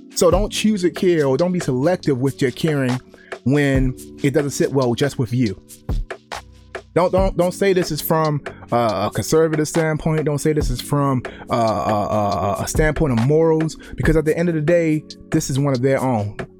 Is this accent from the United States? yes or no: yes; Baltimore, Maryland, United States; growing up in the inner cities. I'm from Baltimore